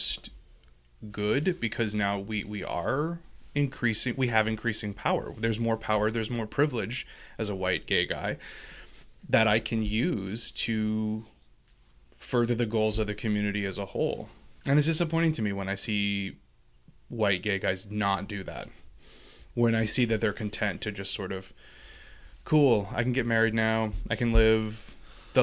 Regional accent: Louisiana, United States; moved away; I'm from Louisiana

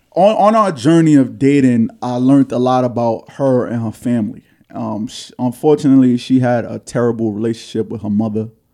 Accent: New York City, New York, United States; an insecure young man growing up in Harlem

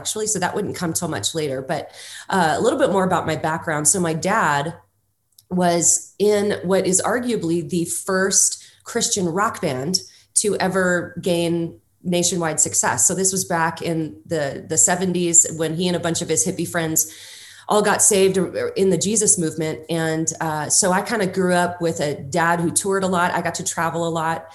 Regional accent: Los Angeles, California, United States; I grew up in Los Angeles, California.

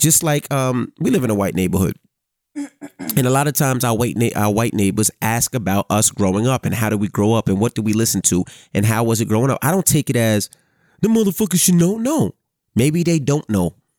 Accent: New York City, New York, United States; me growing up in Queens

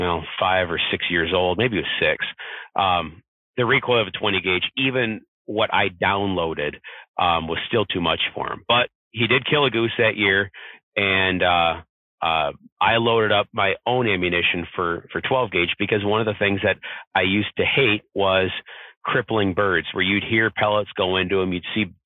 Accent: Southwest Michigan, United States; I'm from Southwest Michigan.

